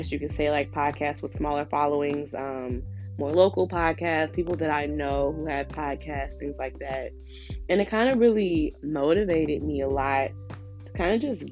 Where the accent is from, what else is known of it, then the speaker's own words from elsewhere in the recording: Chicago, Illinois, United States; moved away as an adult; now in Philadelphia, United States; I was born and raised in Chicago on the South Side, and I actually currently live in Philly.